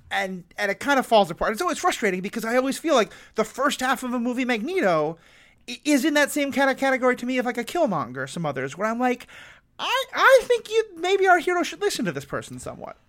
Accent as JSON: {"language": "English", "country": "United States", "said": "I'm also white, I'm American, I have an awful lot of privilege"}